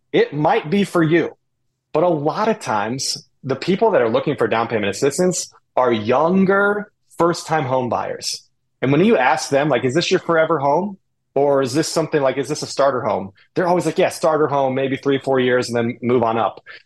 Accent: Indianapolis, Indiana, United States; also born or lived in the South (US); now in Cleveland, United States; I grew up in Indy

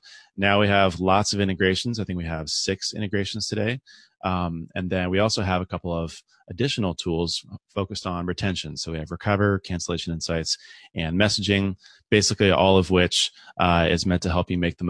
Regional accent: San Diego, California, United States; born and raised in San Diego

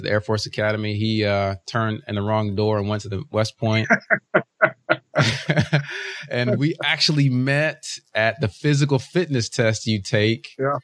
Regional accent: Uganda; now in United States; I was born in Uganda, so we're immigrants to this country

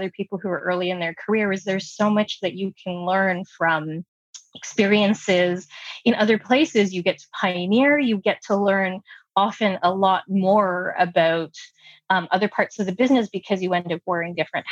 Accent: Toronto, Ontario, Canada; first language English; growing up in Toronto, we have a really diverse population

